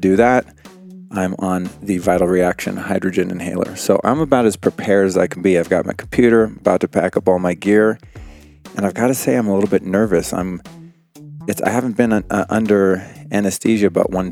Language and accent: English; Aspen, Colorado, United States; moved away; I'm originally from Aspen